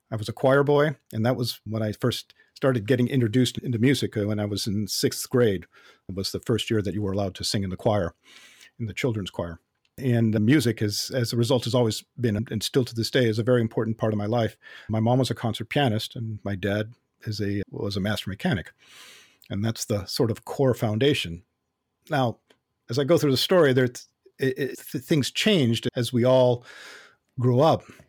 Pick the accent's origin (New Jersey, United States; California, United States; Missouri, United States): California, United States; Los Angeles; I was born in, uh, Los Angeles, North Hollywood, specifically in, uh, Southern California, and that's where I grew up